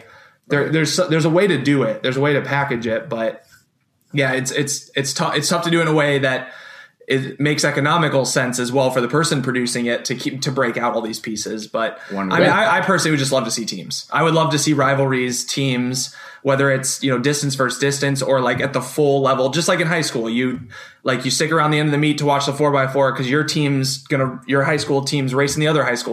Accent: Iowa, United States; I grew up in Iowa

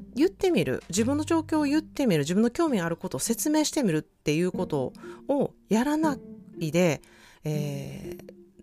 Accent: Japan; now in California, United States; 自分は日本で育った

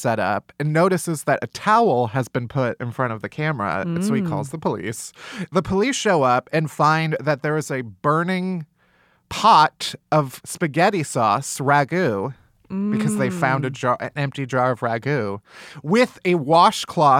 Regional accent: Illinois, United States; I am from the Midwest. I'm an Illinois boy

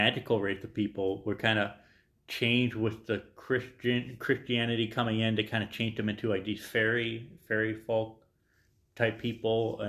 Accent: Ireland; I'm Irish

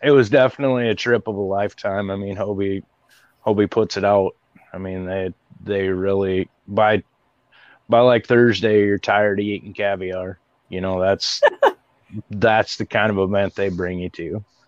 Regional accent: Iowa, United States; I'm a Midwest boy, born and raised in Iowa

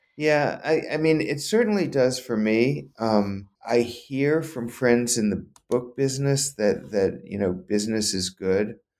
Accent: New Orleans, Louisiana, United States; moved away; I grew up in Louisiana

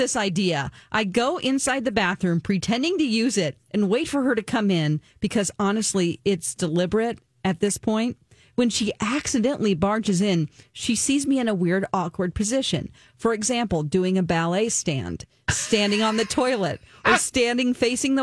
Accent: the South, United States; I'm from the South

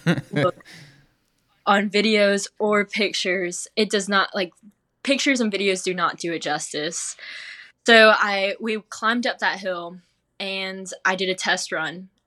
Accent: Smithfield, North Carolina, United States; I grew up in Smithfield, North Carolina

